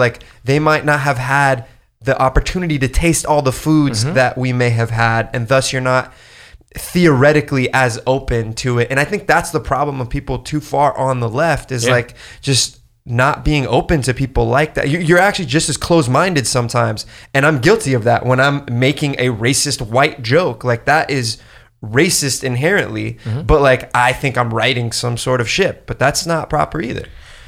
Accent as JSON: {"language": "English", "region": "California", "country": "United States", "tie": "born or raised there", "said": "In Orange County."}